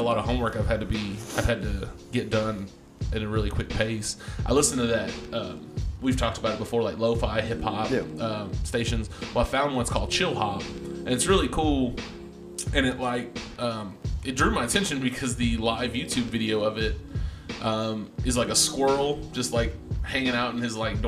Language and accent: English; Texas, United States; I'm from Texas